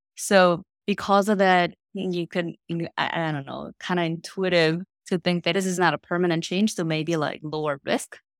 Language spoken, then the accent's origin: English; South Korea; moved away as an adult; also born or lived in Princeton, United States; now in United States; I am originally from Korea, but I came here to the States to study in college